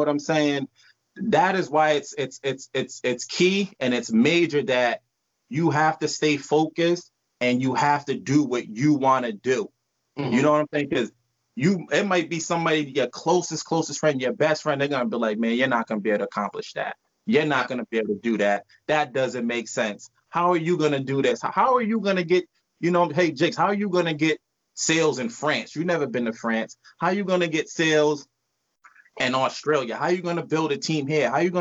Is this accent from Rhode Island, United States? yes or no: yes; Providence, Rhode Island, United States; Originally, we're from Providence, Rhode Island